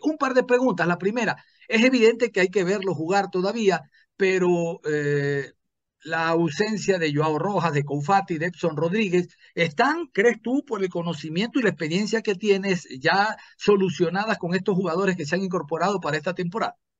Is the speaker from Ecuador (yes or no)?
yes; Ecuador; yo como ecuatoriano